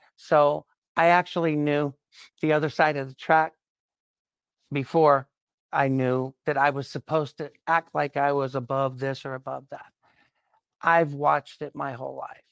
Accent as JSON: {"language": "English", "region": "South Carolina", "country": "United States", "tie": "born or raised there", "said": "I grew up in South Carolina in the nineteen sixties and seventies"}